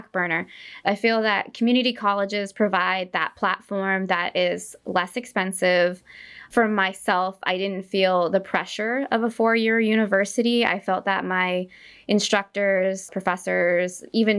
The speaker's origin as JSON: {"language": "English", "town": "Stockton", "region": "California", "country": "United States", "tie": "born or raised there", "lives_now": "San Jose, United States", "said": "I grew up in Stockton, California"}